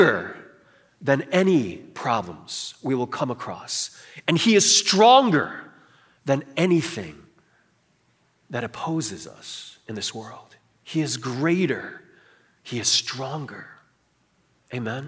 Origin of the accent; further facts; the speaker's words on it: Chicago, Illinois, United States; for most of my upbringing throughout college, until college, I grew up in Chicago